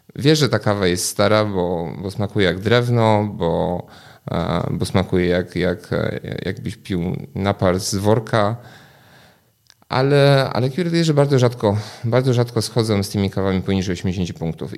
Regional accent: Poland; also born or lived in England; dorastałem w Polsce

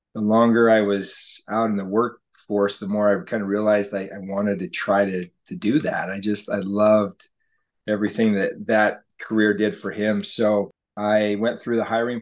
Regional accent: West Jordan, Utah, United States; So born and raised in West Jordan, Utah, and I just haven't really moved too far from that place.

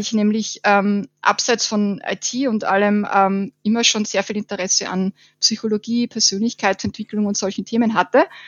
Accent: Burgenland, Austria; now in Vienna, Austria; ich bin aus Wien, äh, komme eigentlich aus dem sonnigen Burgenland, lebe aber jetzt schon seit zehn Jahren in Wien

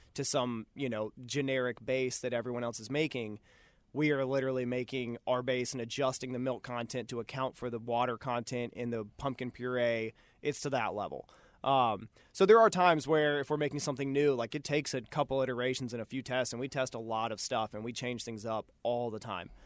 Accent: Cary, North Carolina, United States; moved away as an adult; also born or lived in Boone, North Carolina / Colorado; now in Charlotte, United States; I'm from Cary, North Carolina, outside of Raleigh. Uh, my wife and I both grew up there

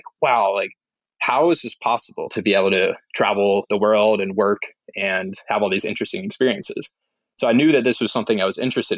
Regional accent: Signal Mountain, Tennessee, United States; moved away; also born or lived in Nashville, Tennessee; I grew up in Signal Mountain, Tennessee, small mountain outside of Chattanooga, Tennessee.

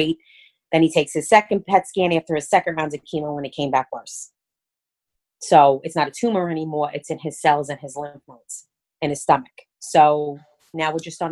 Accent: New York City, New York, United States; accent: Brooklyn; Born and raised in Brooklyn

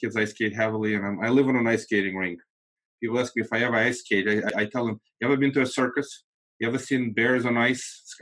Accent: Moldova; first language Russian; English is a second language; now in United States; I'm actually not from Russia, from Moldova

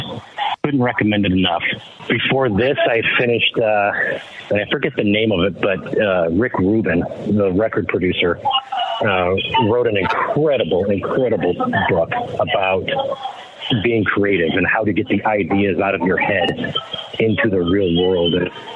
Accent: Detroit, Michigan, United States; moved away; growing up in Detroit

